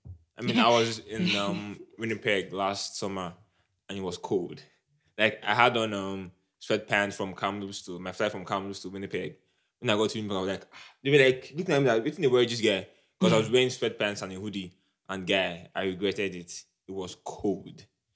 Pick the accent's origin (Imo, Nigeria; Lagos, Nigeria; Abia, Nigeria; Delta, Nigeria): Abia, Nigeria; I'm from Abia State now. The best state in Nigeria.